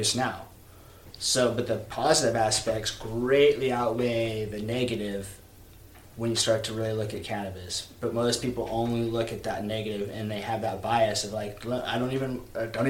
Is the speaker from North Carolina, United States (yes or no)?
no; Trinity County, Northern California, United States; I'm from the United States. I was born in California, in a place, Trinity County, which is Northern California